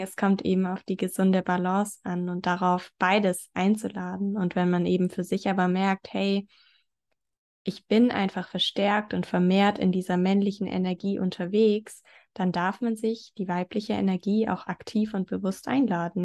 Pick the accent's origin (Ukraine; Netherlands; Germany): Germany; near Stuttgart, Baden-Württemberg; ich komme aus der Nähe von Stuttgart.